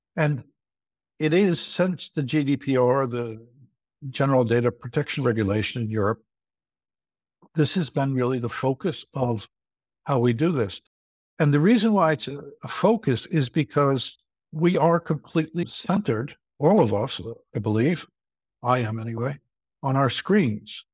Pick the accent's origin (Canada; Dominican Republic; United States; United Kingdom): United States; moved away as an adult; now in Leuven, Belgium; I'm originally American, but I've been living for over thirty-five years here in Leuven, in Belgium